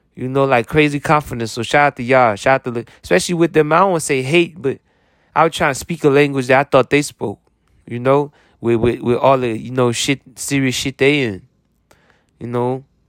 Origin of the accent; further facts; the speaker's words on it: United States; as an American